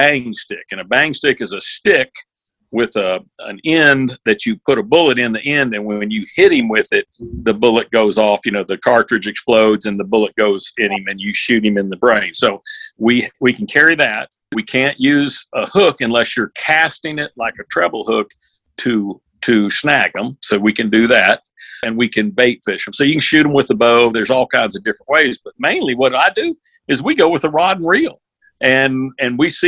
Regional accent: Florida, United States; I'm born and raised in Florida

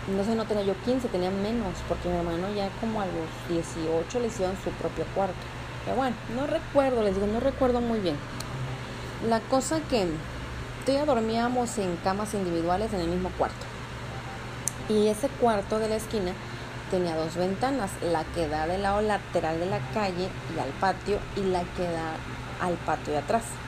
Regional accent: Mexico; como buena mexicana que, que, que soy

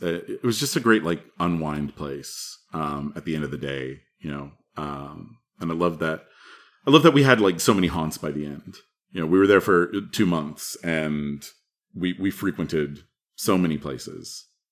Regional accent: Texas, United States; also born or lived in Madison; I'm from Texas

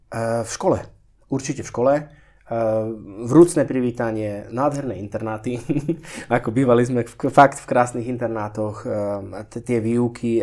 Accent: Slovakia; born or raised there; moved away as an adult; also born or lived in Switzerland

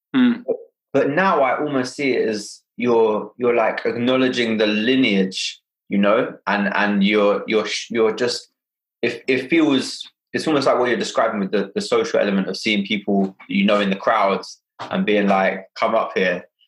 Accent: London, United Kingdom; born and raised in Hackney

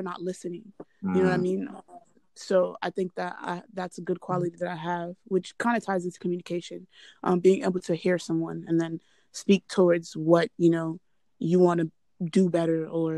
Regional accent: Nigeria; as a Nigerian

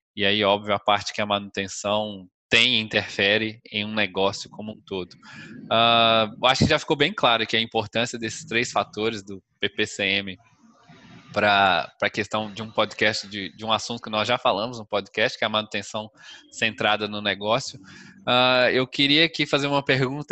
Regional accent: Minas Gerais, Brazil; Minas Gerais, da minha terra

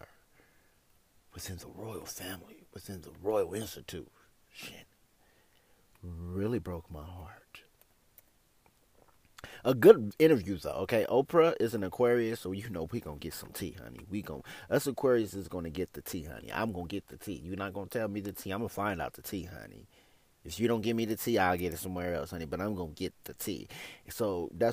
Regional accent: United States; being black, being considered an American

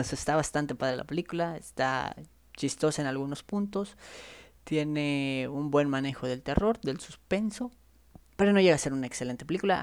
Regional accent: Chiapas, Mexico; yo soy de Chiapas

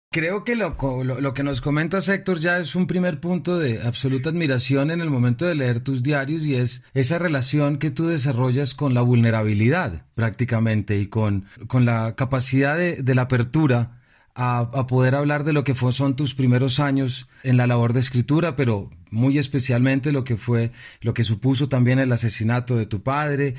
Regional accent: Colombia; nuestros temas como colombianos

